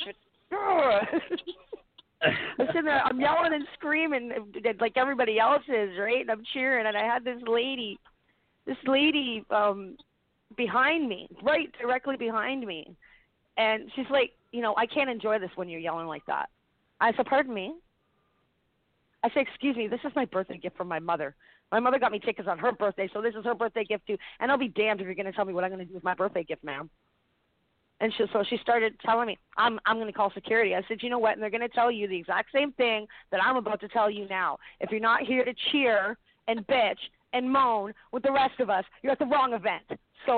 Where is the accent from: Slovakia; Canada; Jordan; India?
Canada; I am Canadian